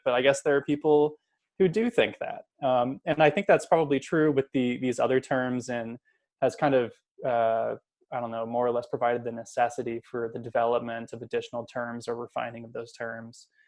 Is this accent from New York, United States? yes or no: no; Kansas, United States; moved away; I'm from Kansas, I should say. Um, so I'm back home in Kansas visiting family.